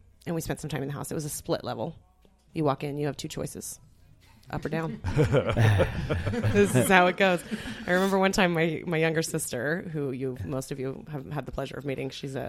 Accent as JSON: {"language": "English", "town": "Twin Falls", "region": "Idaho", "country": "United States", "tie": "born or raised there", "also_born_or_lived": "Boise, Idaho", "said": "So I grew up in Twin Falls, Twinkie Flats, as you like to call it, Mr. Lipkin. I moved from there on my 14th birthday. I moved to Boise."}